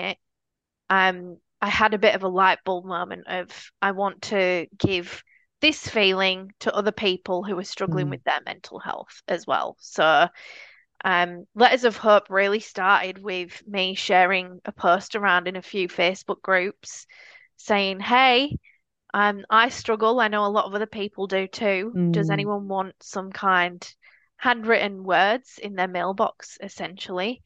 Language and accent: English; Leeds, Yorkshire and the Humber, United Kingdom; accent: Northern English; now in Australia; I'm not originally from Australia. I'm originally from a town called Leeds in the UK